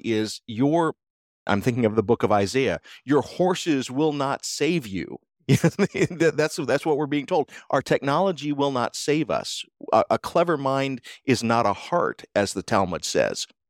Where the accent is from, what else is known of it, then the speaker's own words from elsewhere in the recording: United States; As an American